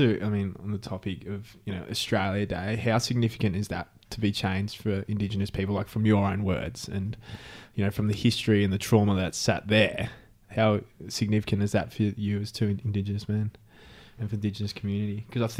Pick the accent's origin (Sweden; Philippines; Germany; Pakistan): Philippines; I'm Filipino.